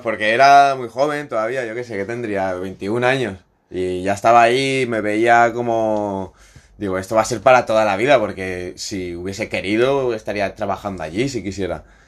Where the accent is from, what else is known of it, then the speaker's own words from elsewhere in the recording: Godella, Valencian Community, Spain; moved away; Yo soy de Valencia.